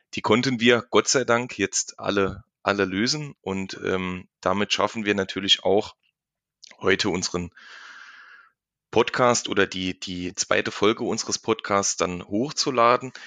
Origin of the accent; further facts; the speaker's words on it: Saarland, Germany; accent: Saarland dialect; hier im Saarland spricht man saarländisch